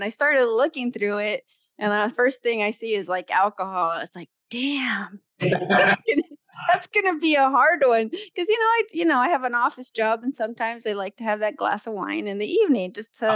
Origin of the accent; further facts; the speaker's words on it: California, United States; California, born and raised.